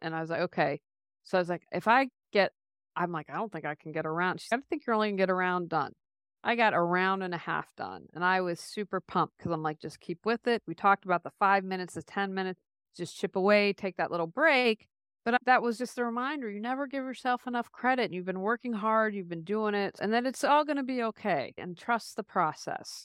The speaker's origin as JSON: {"language": "English", "country": "United States", "tie": "born or raised there", "also_born_or_lived": "Raleigh, North Carolina", "moved": "as an adult", "said": "we moved back to my hometown, which I'm in a small hometown"}